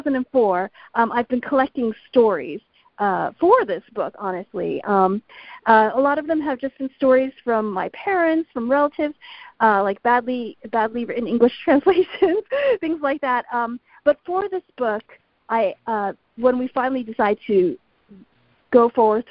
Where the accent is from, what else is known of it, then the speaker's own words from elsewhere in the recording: United States; I was born here in the United States